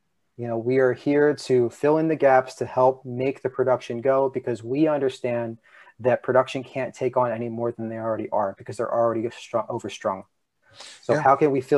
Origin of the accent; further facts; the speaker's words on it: Philadelphia suburbs, Pennsylvania, United States; now in New York, United States; I'm from the Philly suburbs